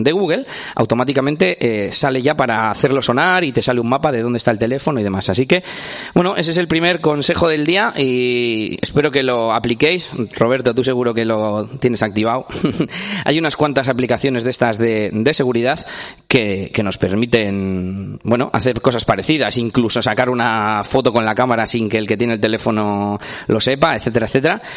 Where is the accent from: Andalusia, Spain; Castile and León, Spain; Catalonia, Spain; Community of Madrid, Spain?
Castile and León, Spain; Espinosa de los Monteros; vengo de, bueno, de Burgos, de Burgos, porque yo soy de Burgos, eh, de Espinosa de los Monteros concretamente.